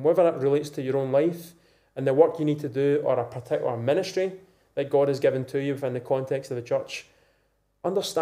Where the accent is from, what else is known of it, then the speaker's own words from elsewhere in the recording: Scotland, United Kingdom; being a Scottish man of a youngish age, 20s, 30s, 40s